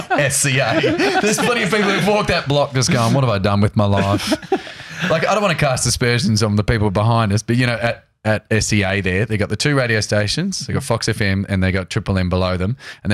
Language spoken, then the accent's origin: English; Geelong, Victoria, Australia; I grew up in Geelong, I worked as a graphic designer up here in Thornbury and I used to drive that every day.